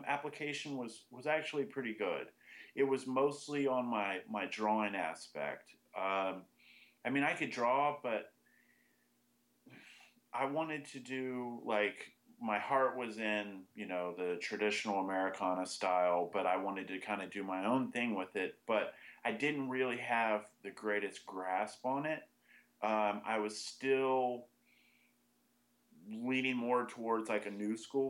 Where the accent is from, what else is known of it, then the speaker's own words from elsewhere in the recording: Austin, Texas, United States; I pretty much grew up in Austin.